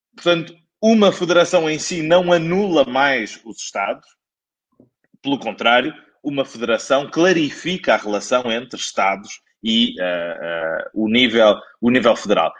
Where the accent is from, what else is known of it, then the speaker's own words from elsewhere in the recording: Penafiel, Norte, Portugal; moved away; minha terra de sempre, que é Penafiel